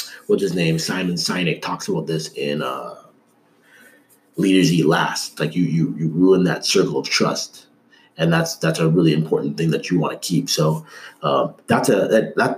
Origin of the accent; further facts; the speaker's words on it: Canada; now in United States; I grew up in Canada